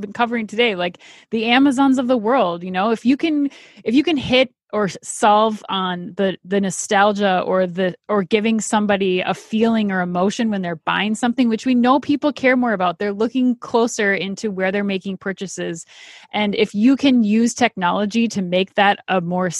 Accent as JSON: {"language": "English", "region": "Minnesota", "country": "United States", "tie": "born or raised there", "moved": "yes", "lives_now": "New York, United States", "said": "authentic cuisine from my hometown of Minnesota"}